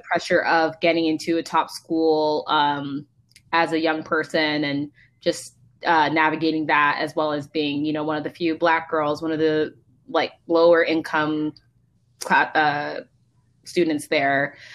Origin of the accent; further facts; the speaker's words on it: Palo Alto, California, United States; grew up in basically Palo Alto, Mountain View.